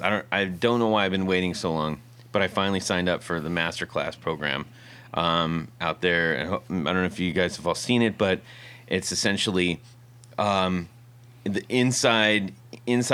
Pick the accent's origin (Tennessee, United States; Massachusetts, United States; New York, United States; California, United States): California, United States; Southern; moved away; growing up in Southern California